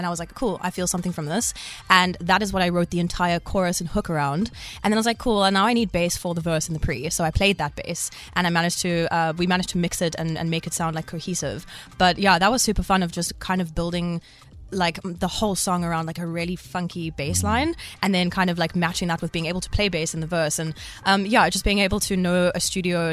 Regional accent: Cape Town, Western Cape, South Africa; also born or lived in Australia; I'm from Cape Town

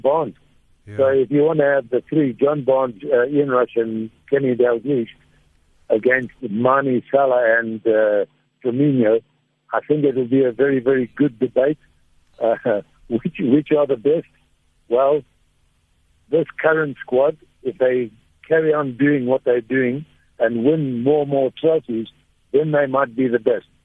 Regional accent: Zimbabwe; also born or lived in Durban, South Africa; I come from a, a beautiful place called Zimbabwe. I was born in South Africa in Durban

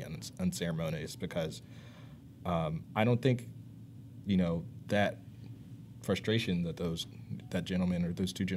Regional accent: Mechanicsville, Virginia, United States; I grew up in Mechanicsville

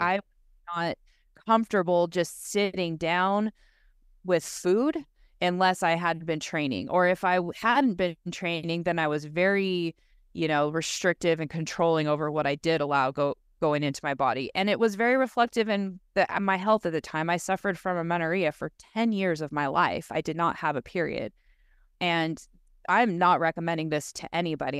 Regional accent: Southern California, United States; moved away as an adult; also born or lived in Laguna; being born and raised in Southern California, growing up a surfer

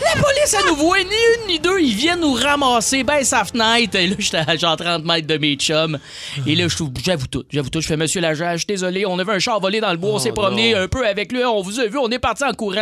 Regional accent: Joliette, Quebec, Canada; dans ma ville natale, où je viens de Joliette, l'école secondaire est collée sur euh, la prison des femmes de Lanaudière.

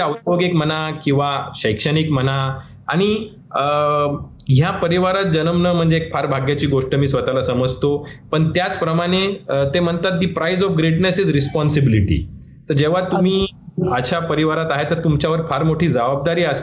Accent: Ahmednagar, Maharashtra, India; मलाही गर्व वाटतो की मी अहमदनगरमध्ये जन्मलो आहोत आहोत आणि माझा जन्म नगरचा आहे माझा शिक्षण अहमदनगरमध्येच झाला कॉलेज सुद्धा मी नगरमध्येच शिकलो

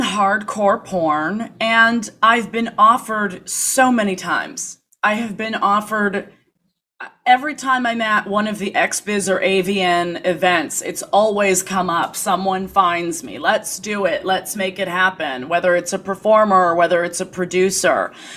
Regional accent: Toronto, Ontario, Canada; moved away as an adult; also born or lived in New York, United States; growing up in Toronto

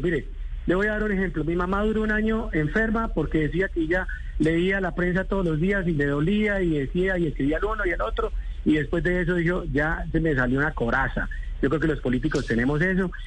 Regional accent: Colombia; yo soy como un colombiano más

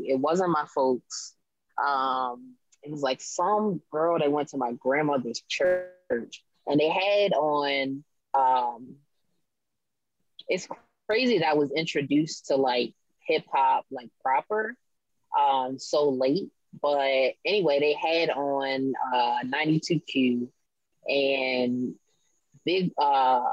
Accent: Abingdon, Maryland, United States; moved away as an adult; now in Baltimore, United States; born here, raised in Harford County, spent a lot of time in Baltimore growing up because my family's here. And now I'm living in Baltimore

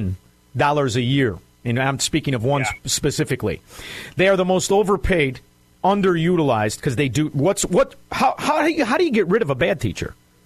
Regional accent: Chicago, Illinois, United States; I'm from Chicago, Illinois, brother. Cook County. Cook County.

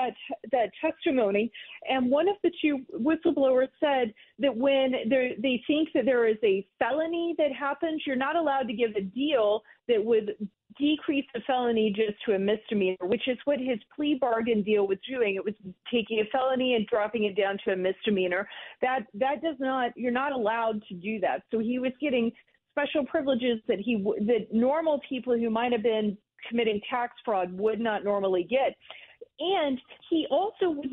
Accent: Georgia, United States; I'm from Georgia.

